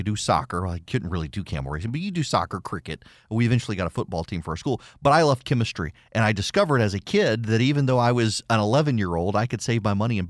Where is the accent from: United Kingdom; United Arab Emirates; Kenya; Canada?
United Arab Emirates; Dubai; also born or lived in Louisiana; I mean, I grew up in Dubai, but yeah, before I was allowed to leave Louisiana, my mom made me learn how to make red beans and rice, jambalaya, and gumbo.